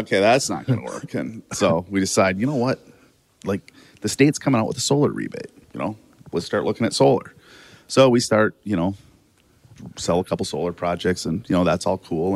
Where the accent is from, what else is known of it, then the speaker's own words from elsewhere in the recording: Watertown, South Dakota, United States; I grew up in Watertown, South Dakota